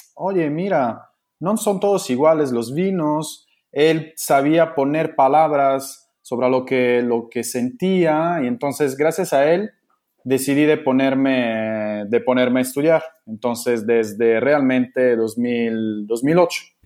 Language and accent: Spanish; Italy; Spanish is a second language; siendo italiano